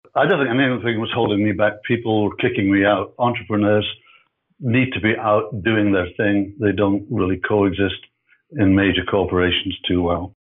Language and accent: English; Edinburgh, Scotland, United Kingdom; moved away as an adult; now in Canada; I'm from Edinburgh, I'm from, so I'm from Scotland